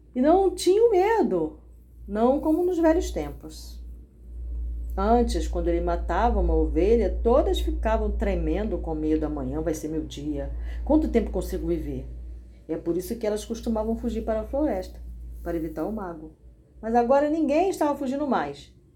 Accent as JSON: {"language": "Portuguese", "country": "Brazil", "tie": "born or raised there", "said": "Eu não nasci no Brasil por um acaso acidentalmente"}